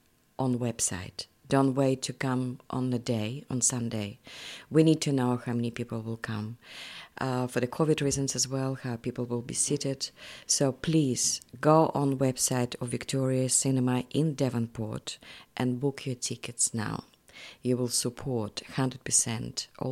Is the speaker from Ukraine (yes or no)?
yes; Ukraine; English is a second language; now in New Zealand; I feel I'm New Zealander. I'm Ukrainian and I'm New Zealander.